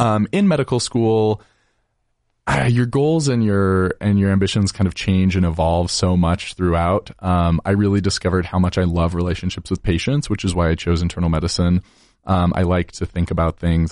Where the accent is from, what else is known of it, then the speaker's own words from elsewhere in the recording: Layton, Utah, United States; also born or lived in Logan, Utah; I grew up in Layton, Utah, so just thirty minutes north of Salt Lake City